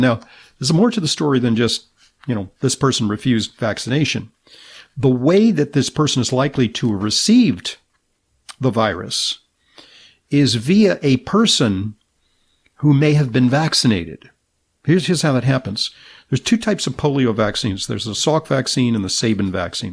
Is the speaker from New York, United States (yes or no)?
no; Southern California, United States; I'm from Southern California